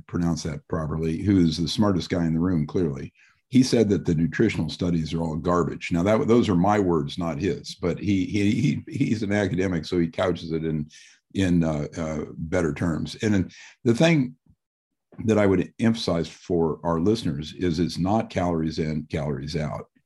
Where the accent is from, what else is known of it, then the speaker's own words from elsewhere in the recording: Midwest, United States; I'm from the Midwest also